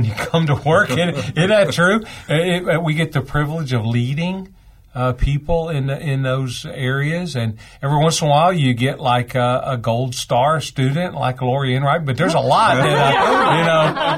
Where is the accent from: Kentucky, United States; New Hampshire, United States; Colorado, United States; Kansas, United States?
Kentucky, United States; I'm from Kentucky.